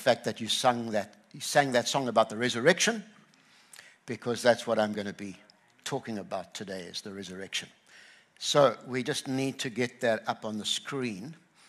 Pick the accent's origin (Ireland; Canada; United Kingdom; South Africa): South Africa; KwaZulu-Natal; I grew up on the Tugela River, and people were saying, how are you doing with the heat and all of that stuff here? And I just say, I'm in my skin.